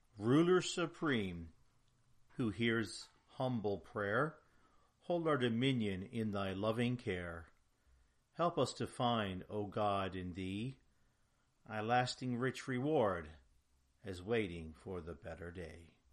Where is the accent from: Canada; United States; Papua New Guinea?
Canada; I'm proud of that heritage as a Canadian.